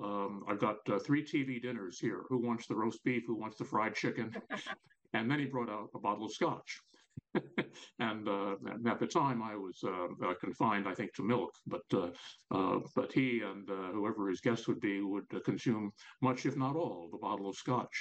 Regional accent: New York, United States; growing up in New York

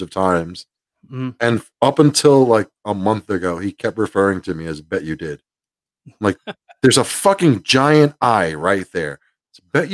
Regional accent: New York City, New York, United States; moved away; also born or lived in Puerto Rico / Florida / Pennsylvania; I'm from the Bronx border Jersey, so I've grew up

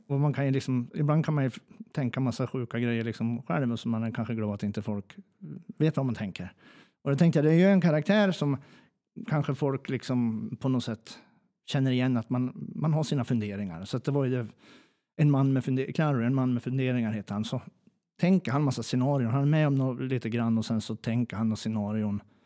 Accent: Njutånger, Gävleborg County, Sweden; accent: Hälsingemål; jag är från Njutånger

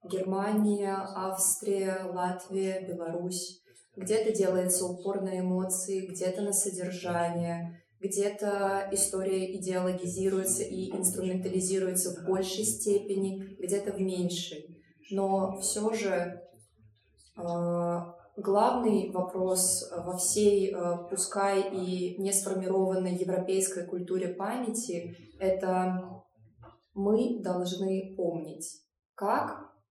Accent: Lithuania; так как я из Литвы

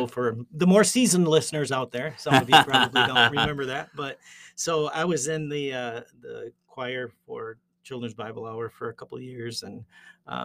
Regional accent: Zeeland, Michigan, United States; also born or lived in Northern Indiana; we moved to Zeeland from Northern Indiana when I was very young, 5.

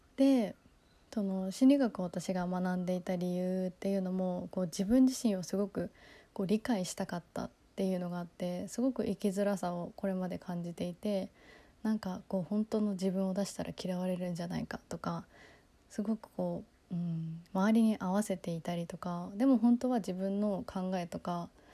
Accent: Kagoshima, Japan; also born or lived in United States; 高校は地元の鹿児島に鹿児島の高校に行って

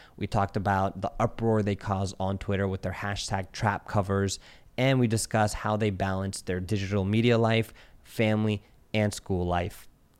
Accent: Centreville, Virginia, United States; I was like 703 Virginia. I was like, because I'm from Virginia. I grew up in like Centerville.

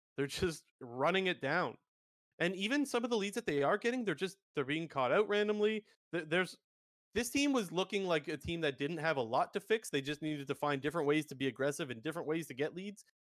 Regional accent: Toronto, Ontario, Canada; I'm from the Toronto area.

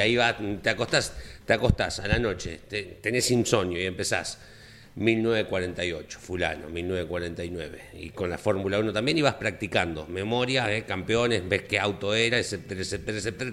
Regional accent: Argentina; en los pueblos del interior de donde soy

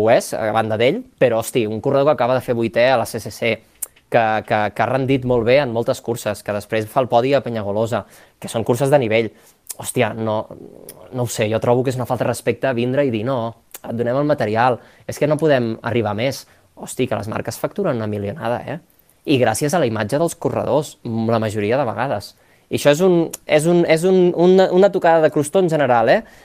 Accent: La Pobla de Mafumet, Catalonia, Spain; born or raised there; also born or lived in Barcelona

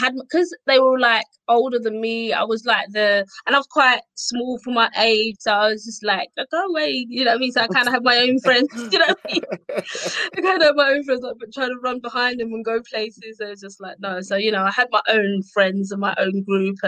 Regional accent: London, United Kingdom; accent: Cockney; also born or lived in Essex; I loved growing up in Tower Hamlets

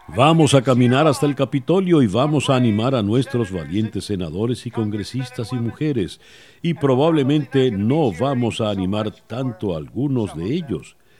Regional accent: Venezuela

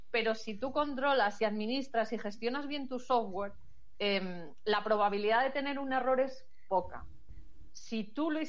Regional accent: Galicia, Spain; como buena gallega, como buena gallega depende.

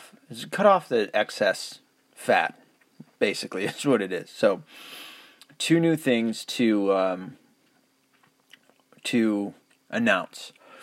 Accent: the South, United States; accent: southern; Man, I've really noticed that my southern accent is almost all but gone.

